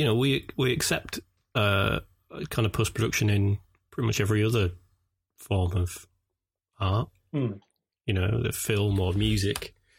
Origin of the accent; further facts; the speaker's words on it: York, Yorkshire and the Humber, United Kingdom; when I was growing up in York